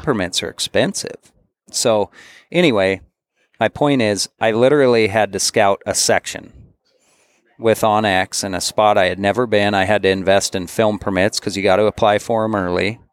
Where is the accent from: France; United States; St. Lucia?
United States; Bozeman, Montana; I grew up in Bozeman, Montana.